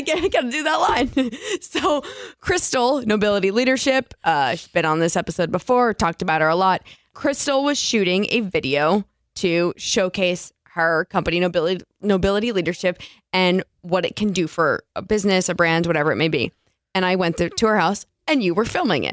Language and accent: English; East Coast, United States; moved away; Growing up on the East Coast